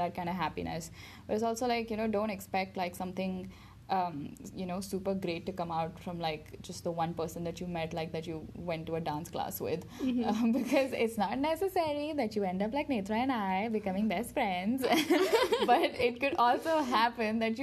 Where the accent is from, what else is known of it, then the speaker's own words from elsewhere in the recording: Dubai, United Arab Emirates; moved away; growing up in Dubai with, like, the same group of people and people who know me in and out, and then coming here